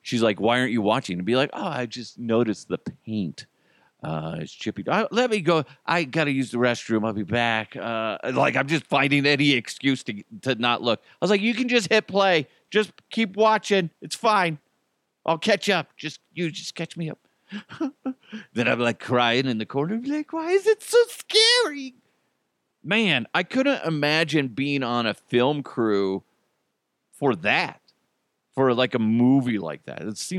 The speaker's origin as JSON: {"language": "English", "region": "New York", "country": "United States", "said": "Come on. I'm from New York. Hey, fuck you."}